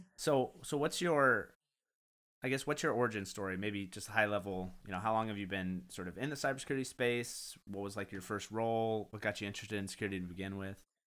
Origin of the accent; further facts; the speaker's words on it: United States; me being ignorant American